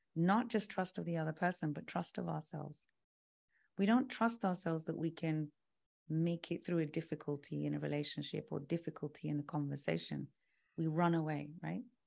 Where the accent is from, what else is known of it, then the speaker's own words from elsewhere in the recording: London, United Kingdom; so I'm British. I was, I was born in London.